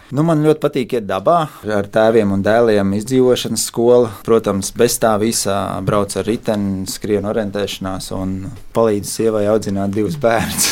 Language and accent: Latvian; Brocēni, Kurzeme, Latvia; also born or lived in Saldus; now in Smiltene, Latvia; Orģināli mēs nākam no kurzemes